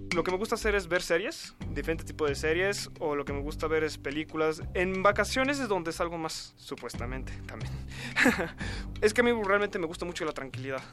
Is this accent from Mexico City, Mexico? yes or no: yes; Mexico City, Mexico; Yo nací aquí en la Ciudad de México, nací un 10 de mayo del 94